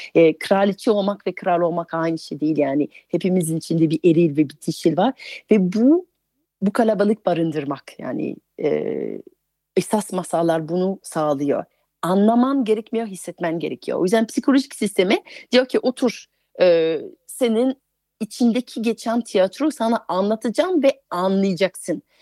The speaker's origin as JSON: {"language": "Turkish", "country": "France", "second_language": "Turkish", "moved": "as an adult", "lives_now": "Turkey", "said": "Fransızım, yerli yabancıyım çünkü 20 yıldır Türkiye'de yaşıyorum"}